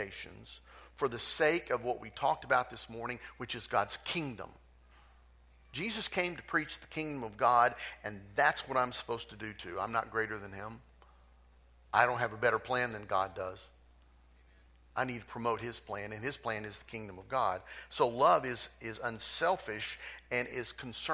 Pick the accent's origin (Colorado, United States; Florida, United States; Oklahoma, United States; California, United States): Oklahoma, United States; Tulsa; moved away as an adult; I was raised in Tulsa. Grew up in Tulsa. Went to Tulsa schools, went to Will Rogers High School, went to University of Tulsa. I am Tulsa bred and born